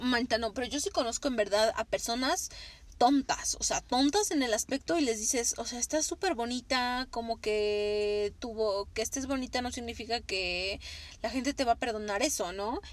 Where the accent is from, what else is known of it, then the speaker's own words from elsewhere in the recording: Mexico; como mexicanas